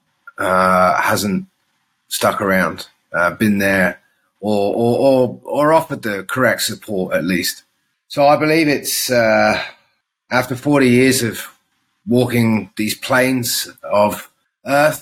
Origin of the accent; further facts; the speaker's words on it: Guernsey; also born or lived in Adelaide, Australia / Alice Springs, Australia; now in Australia; growing up in the Channel Islands